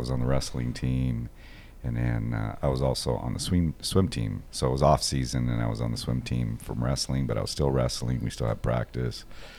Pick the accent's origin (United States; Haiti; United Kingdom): United States; Los Angeles, California; I grew up in East L.A., not the deep part of East L.A., but I grew up in Los Angeles, Norwalk, Downey, moved around a lot as a child, single mother.